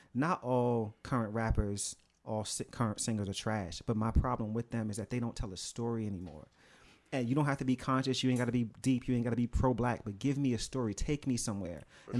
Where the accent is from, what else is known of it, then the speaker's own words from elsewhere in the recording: New York City, New York, United States; I'm from Brooklyn, so I mean, I know that's an influence at the same time.